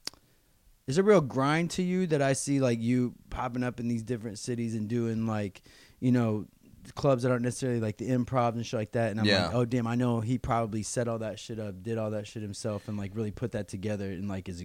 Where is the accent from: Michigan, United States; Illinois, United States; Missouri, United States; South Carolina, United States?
Missouri, United States; So I grew up in Missouri.